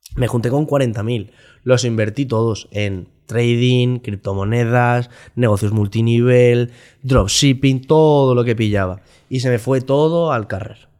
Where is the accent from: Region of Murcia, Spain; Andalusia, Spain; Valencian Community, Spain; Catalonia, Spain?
Valencian Community, Spain; Valencia; soy un, chico de Valencia